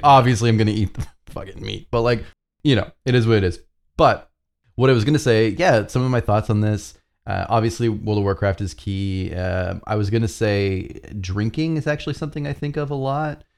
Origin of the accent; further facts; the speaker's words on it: Canada; as a Canadian who doesn't have access to Dunkin' Donuts